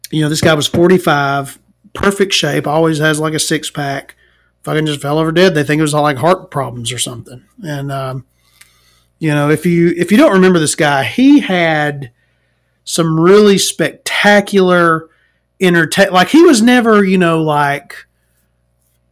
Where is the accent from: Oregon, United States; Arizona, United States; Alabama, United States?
Alabama, United States; as an Alabamian, as a Southerner